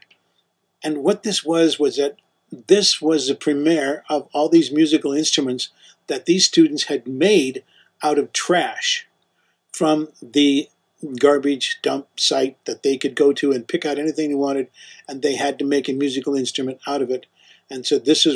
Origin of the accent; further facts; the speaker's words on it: United States; We're American.